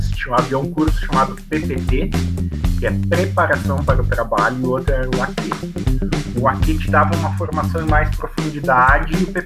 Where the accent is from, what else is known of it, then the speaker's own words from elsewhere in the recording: Lajeado, Rio Grande do Sul, Brazil; Eu sou de Lajado, eu concluí o, o segundo grau, né, que hoje é o ensino médio